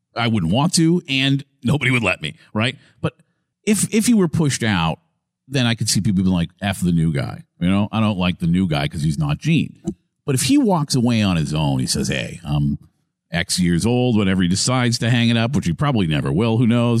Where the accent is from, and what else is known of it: Massachusetts, United States; born or raised there; moved away as an adult; now in Tampa, United States